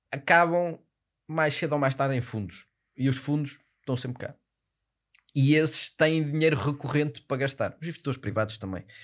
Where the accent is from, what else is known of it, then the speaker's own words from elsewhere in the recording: Porto, Norte, Portugal; Mas sabes que eu sou do Porto, não é?